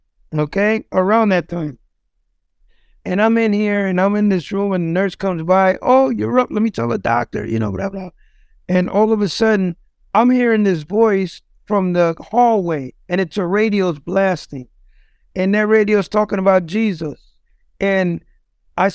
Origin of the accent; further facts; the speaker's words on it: New York City, New York, United States; moved away as an adult; now in Ohio, United States; I'm from the Bronx. I used to be involved in drugs, gangs, you know, the whole nine growing up.